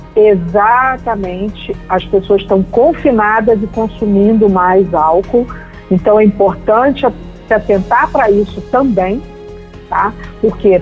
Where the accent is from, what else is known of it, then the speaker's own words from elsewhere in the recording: Rio de Janeiro, Brazil; eu sou carioca